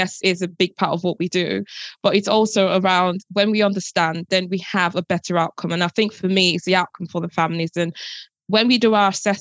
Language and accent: English; Nigeria; moved away; I grew up in Nigeria and that was the norm. But obviously now coming here and obviously living in a different society